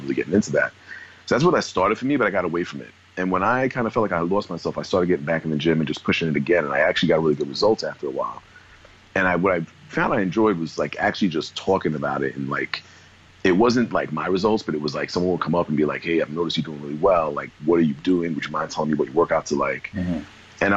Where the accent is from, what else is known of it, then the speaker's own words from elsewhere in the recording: New York City, New York, United States; also born or lived in New Jersey; now in Boston, United States; I grew up in Brooklyn, New York, originally, like the early years of my childhood and teenage years. I was born in Jersey, didn't really stay.